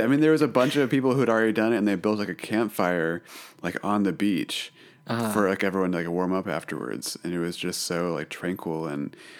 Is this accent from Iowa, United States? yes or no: yes; Iowa, United States; also born or lived in Chicago; now in California, United States; The Midwest, Iowa.